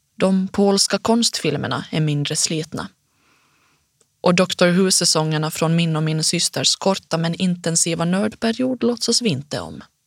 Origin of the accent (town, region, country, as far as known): Finland; accent: Finnish accent (as others call it); first language Swedish; also born or lived in Helsinki / Jakobstad; now in Stockholm, Sweden